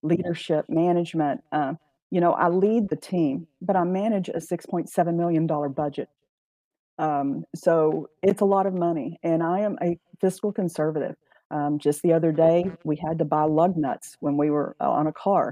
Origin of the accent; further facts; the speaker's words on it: Johnson County, Texas, United States; now in Ellis County, United States; I was born and raised in Johnson County, so I was just one county over